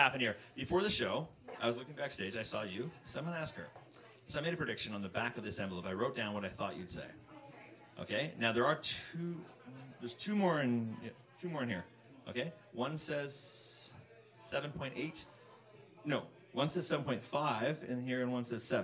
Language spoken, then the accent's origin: English; Vancouver, British Columbia, Canada; moved away as an adult; now in Toronto, Canada; I'm from Vancouver, and I've been living here for the last 4 years.